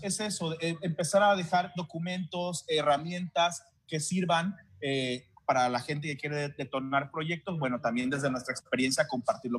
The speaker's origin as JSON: {"language": "Spanish", "region": "Tabasco", "country": "Mexico", "said": "yo al menos que soy tabasqueño y que tengo viviendo en Tabasco muchos años"}